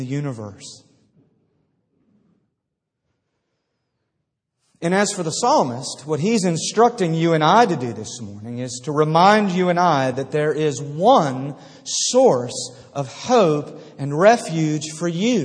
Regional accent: outside of Philadelphia, Pennsylvania, United States; I grew up outside of Philadelphia

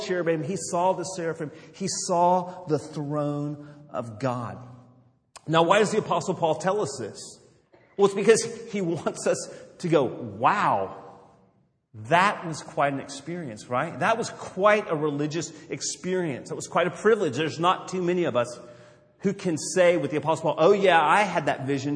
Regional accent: Los Angeles, California, United States; I grew up in Los Angeles in the 70s

